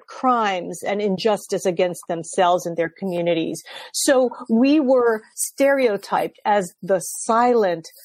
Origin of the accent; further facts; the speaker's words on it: United States; after living my entire life as an American